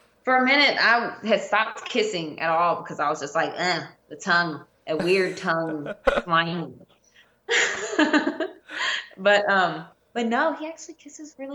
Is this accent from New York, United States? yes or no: no; New Orleans, Louisiana, United States; I'm originally from New Orleans